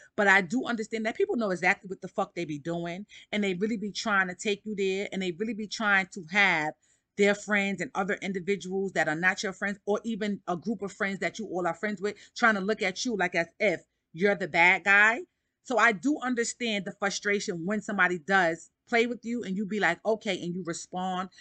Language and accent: English; New York City, New York, United States; I'm from Harlem